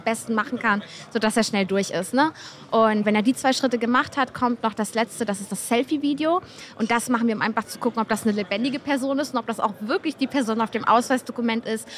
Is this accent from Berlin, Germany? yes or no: no; Hamburg, Germany; ich komme aus Hamburg und ich arbeite für NECT